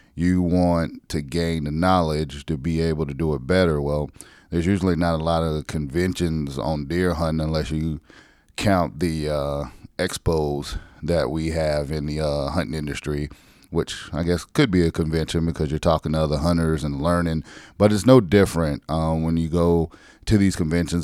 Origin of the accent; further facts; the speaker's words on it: South Carolina, United States; moved away; my home state